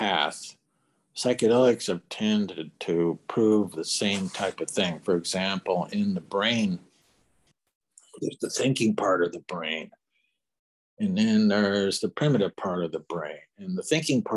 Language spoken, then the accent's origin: English; Bakersfield, California, United States; I was born and raised in Bakersfield